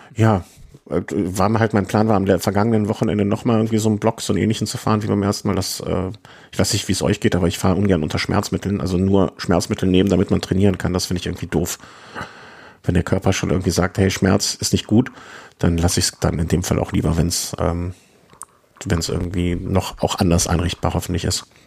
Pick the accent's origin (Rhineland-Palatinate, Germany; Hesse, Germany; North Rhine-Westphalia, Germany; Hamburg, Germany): North Rhine-Westphalia, Germany; Düsseldorf; now in Cologne, Germany; Als geborener Düsseldorfer